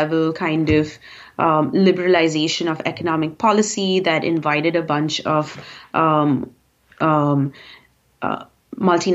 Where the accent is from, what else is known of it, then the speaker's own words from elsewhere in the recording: Bangalore, Karnataka, India; moved away as an adult; also born or lived in Bombay, India; now in United States; growing up in Bangalore, middle class, super apathetic